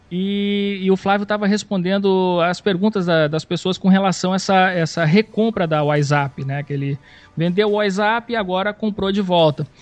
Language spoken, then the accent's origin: Portuguese; Rio Grande do Sul, Brazil; eu sou, sou gaúcho